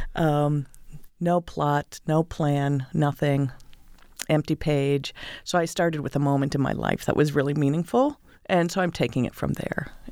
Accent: Northeast, United States; moved away; also born or lived in California / Maine; I grew up in the Northeast

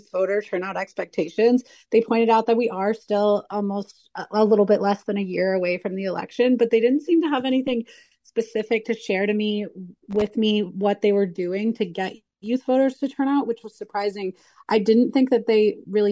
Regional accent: Arizona, United States; I'm from Arizona

